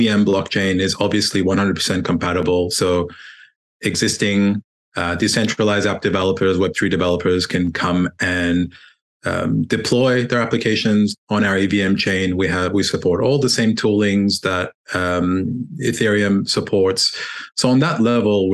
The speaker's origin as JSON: {"language": "English", "country": "Australia", "tie": "born or raised there", "also_born_or_lived": "United Kingdom", "moved": "yes", "said": "I grew up in Australia"}